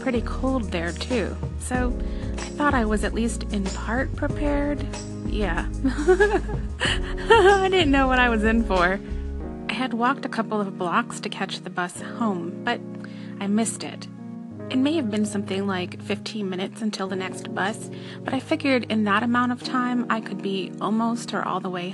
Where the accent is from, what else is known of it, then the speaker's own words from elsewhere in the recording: United States; moved away as an adult; also born or lived in Pennsylvania / upstate New York; now in Canada; the snow in the areas of Canada that I've lived in is not what I was used to from Pennsylvania or upstate New York.